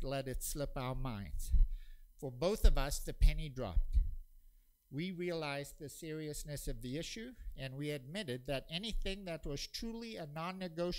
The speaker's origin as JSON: {"language": "English", "country": "South Africa", "tie": "born or raised there", "said": "including every day before school growing up in South Africa"}